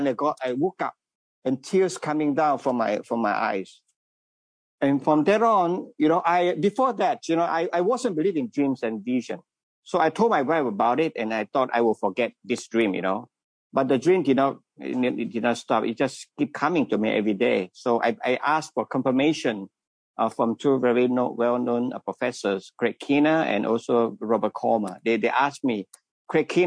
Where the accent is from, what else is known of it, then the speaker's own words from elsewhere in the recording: Malaysia; moved away as an adult; now in Wilmore, Kentucky, United States; I am from Malaysia.